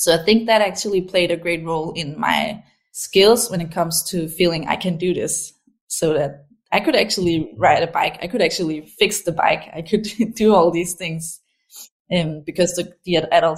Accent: Aarhus, Central Denmark Region, Denmark; I grew up in a city called Aarhus in Denmark. It's the second biggest city here

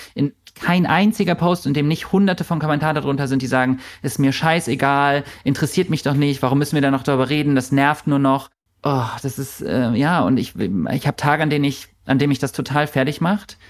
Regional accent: Germany; ich komme aus Deutschland, aber ich fühle mich irgendwie nicht deutsch.

